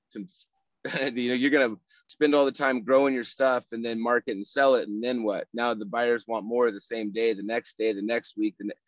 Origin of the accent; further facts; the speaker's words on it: Rough and Ready, California, United States; moved away as an adult; now in San Antonio, United States; I'm from Northern California, foothills, rough and ready California, near Grass Valley, Nevada City, up in Nevada County